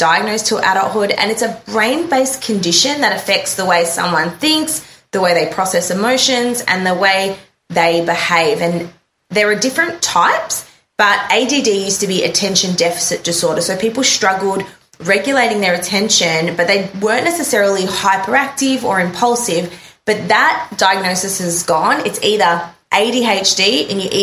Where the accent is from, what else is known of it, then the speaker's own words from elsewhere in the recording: Melbourne, Victoria, Australia; We are both from Melbourne, Australia